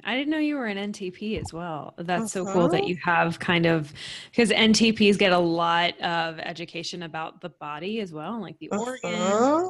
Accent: Texas, United States; because we're from Texas

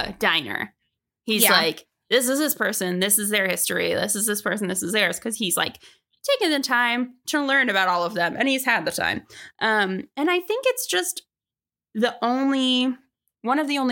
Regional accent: Georgia, United States; growing up in Georgia

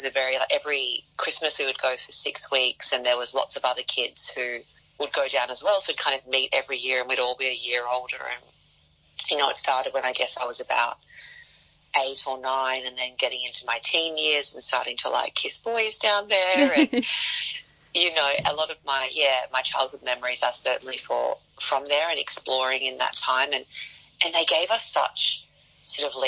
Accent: Sydney, New South Wales, Australia; I'm the best from the West.

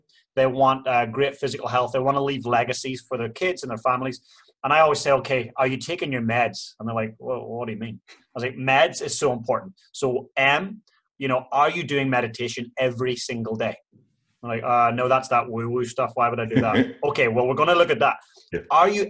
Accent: Ireland; Ireland was the same. Like, we are the home of potatoes

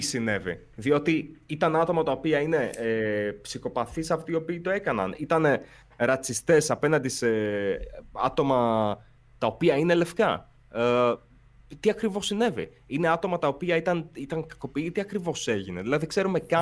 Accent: Volos, Thessaly, Greece; η καταγωγή μου είναι από το Βόλο

